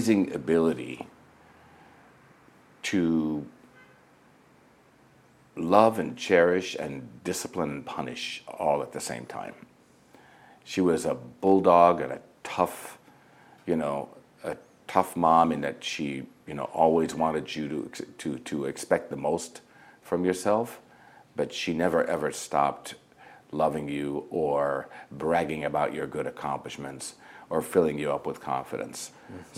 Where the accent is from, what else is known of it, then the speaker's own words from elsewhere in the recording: Flint, Michigan, United States; moved away as an adult; also born or lived in Nazareth, Israel / New York; I was born and raised in Nazareth, Israel, and my parents I have five siblings, two brothers, three sisters, and my parents, when they were 39 years old, decided to immigrate to the United States, which ironically was from Nazareth, Israel to Flint, Michigan. So, you know, went through most of school in Michigan